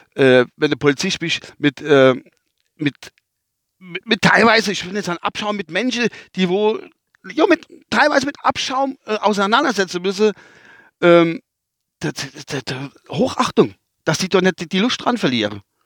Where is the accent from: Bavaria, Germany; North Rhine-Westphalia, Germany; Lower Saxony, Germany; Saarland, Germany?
North Rhine-Westphalia, Germany; accent: Westphalian; now in Kusel, Germany; mein Dialekt ist der Westfälsische Dialekt